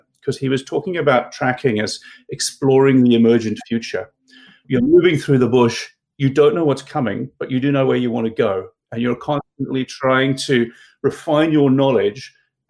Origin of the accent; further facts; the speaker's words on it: South Africa; moved away as an adult; I grew up in South Africa